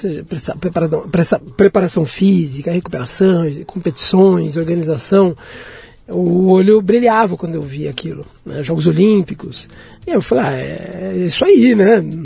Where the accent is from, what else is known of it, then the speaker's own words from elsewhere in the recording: São Paulo, Brazil; eu morei até, até a fase até né, entrar na idade adulta na Liberdade